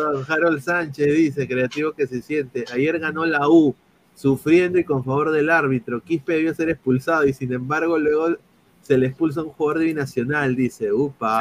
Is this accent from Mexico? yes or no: no; Peru; moved away as an adult; now in United States; soy periodista aquí en los Estados Unidos de la MLS, ya por más de tres años, soy peruano